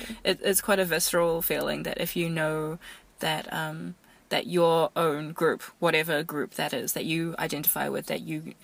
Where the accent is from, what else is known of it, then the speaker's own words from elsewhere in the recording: New Zealand; growing up in New Zealand, I felt zero or even negative attachment to Chinese people